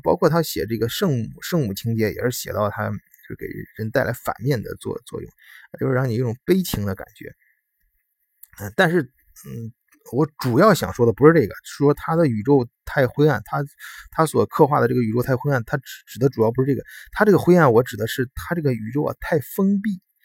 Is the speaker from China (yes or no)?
yes; China; moved away as an adult; also born or lived in Germany; 作为一个中国人呢，就土生土长，土生土长的中国人